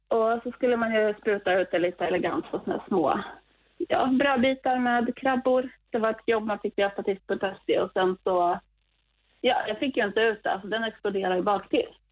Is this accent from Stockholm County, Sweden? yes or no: no; Östergötland, Sweden; also born or lived in Dalarna; jag är ju östgöte